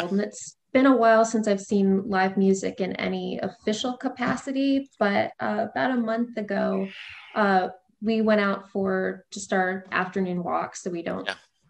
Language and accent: English; St. Louis, Missouri, United States; also born or lived in Maryland; So I was very technically born in the suburbs of DC, like over on the Maryland side, but as far as my memory goes, I grew up in St. Louis. My family had lived there since I was about 3.